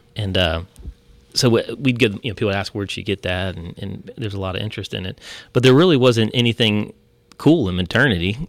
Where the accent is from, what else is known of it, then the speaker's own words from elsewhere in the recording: Ohio, United States; moved away; we're originally from Ohio, I am, and my family.